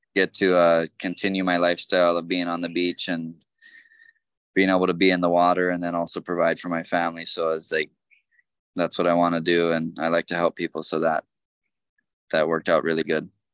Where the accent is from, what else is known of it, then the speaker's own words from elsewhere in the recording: North Shore, Oahu, Hawaii, United States; born and raised here on the North Shore.